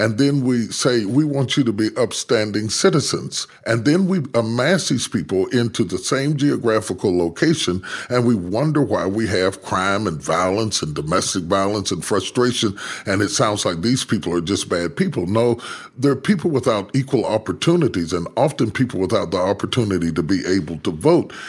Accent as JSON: {"language": "English", "region": "West Virginia", "country": "United States", "tie": "born or raised there", "moved": "yes", "said": "I was raised in West Virginia"}